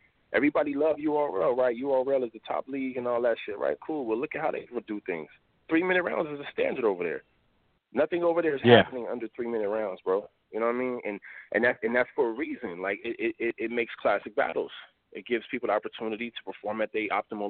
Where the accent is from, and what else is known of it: Los Angeles, California, United States